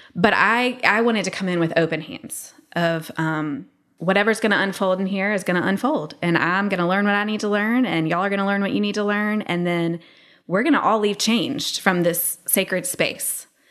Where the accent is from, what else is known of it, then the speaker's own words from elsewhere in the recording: the South, United States; I'm from the South